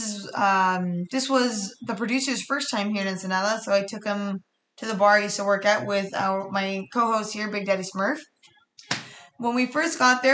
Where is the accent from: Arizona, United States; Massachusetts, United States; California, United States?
California, United States; Riverside; Riverside, San Bernardino County